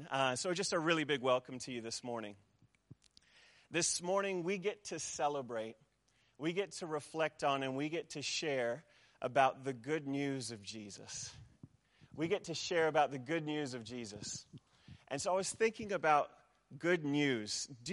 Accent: New Zealand; also born or lived in United States; I'm a Kiwi boy at heart, even though my accent would say otherwise. My mom's a Kiwi, and so I've bounced back and forth between New Zealand and the States most of my life.

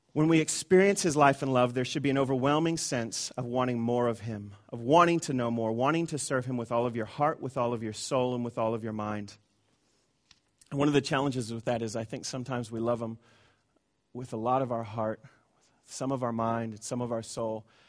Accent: Tucson, Arizona, United States; I come from Tucson, Arizona

